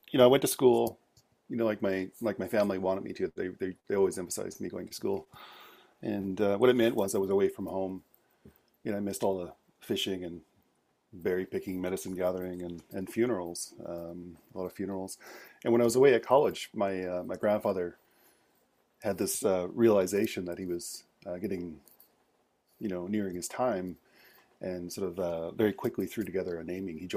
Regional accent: British Columbia, Canada; In English, uh … I'm from Squamish Nation.

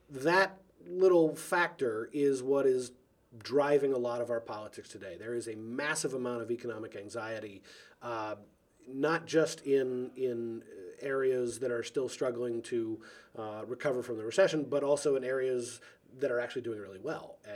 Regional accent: Seattle, Washington, United States; moved away; I tell my Republican friends that I'm from the Soviet Socialist Republic of Seattle, and I tell my Democratic friends that I'm from the real Washington.

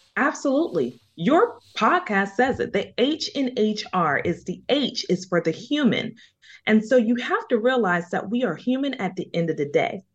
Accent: Jacksonville, Florida, United States; moved away; also born or lived in Bronx, New York; I lived in the Boogie Down Bronx, but I am a native of Duval

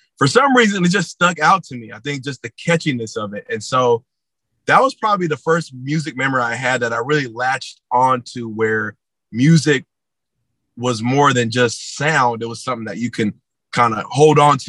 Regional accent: San Jose, California, United States; I was born in San Jose, California, and raised in San Jose, California.

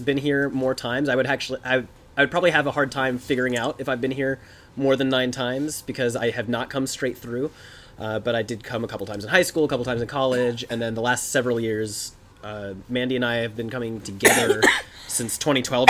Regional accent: Atlanta, Georgia, United States; I was in high school back then because I grew up in the Atlanta area.

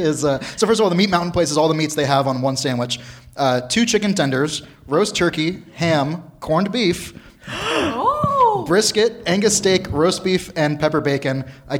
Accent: the South, United States; Yeah, I'm from the South. Prosciutto.

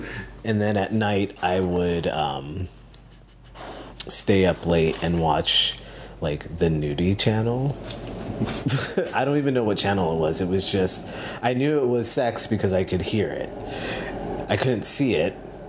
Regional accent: San Diego, California, United States; also born or lived in Philippines; I was born in the Philippines, and my mom and dad met there, I guess fell in love, and we moved to San Diego. And so a lot of the time I tell people that I'm from California

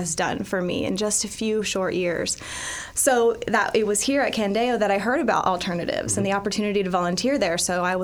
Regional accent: Dayton, Ohio, United States; I grew up in Dayton, Ohio

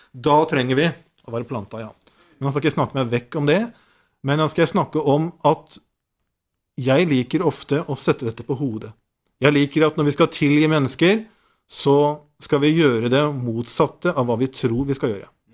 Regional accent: Nordsund, Norway; på Nordsund, der jeg kommer fra

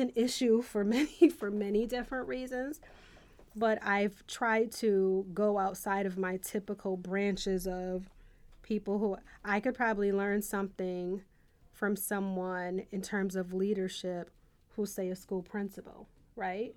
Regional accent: Buffalo, New York, United States; I was from Buffalo

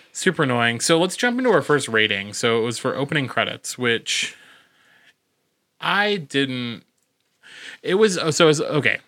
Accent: United States; I'm the ignorant American in this situation

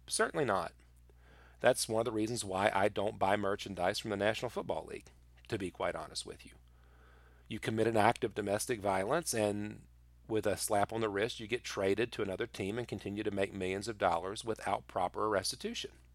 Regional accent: United States; I love being an American

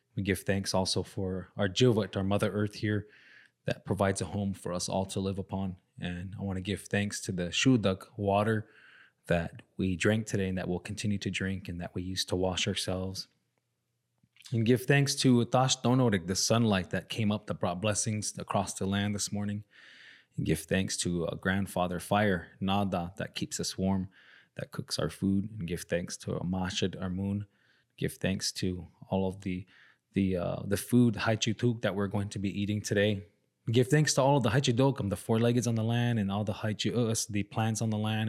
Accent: Salt River reservation, near Scottsdale, Phoenix, Arizona, United States; our reservation where I grew up is right outside of uh, the city of Scottsdale in Phoenix

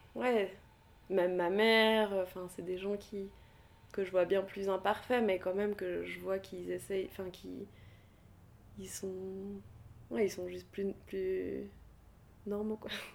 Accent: Geneva, Switzerland; je suis née à Genève

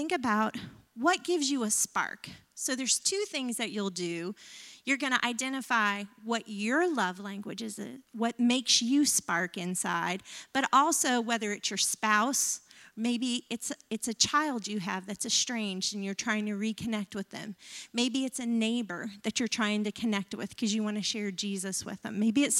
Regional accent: the South, United States; I grew up in the South. He grew up in the North. He was a latchkey kid. My mom was a stay-at-home mom most of my life.

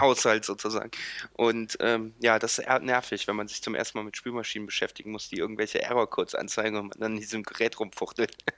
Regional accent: Lindlar, North Rhine-Westphalia, Germany; born or raised there; now in Cologne, Germany

